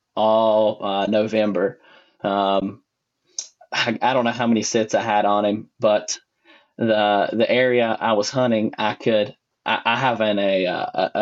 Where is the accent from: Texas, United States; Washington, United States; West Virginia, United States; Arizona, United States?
West Virginia, United States; Boone County; I am originally from Boone County, West Virginia. I grew up on Route 85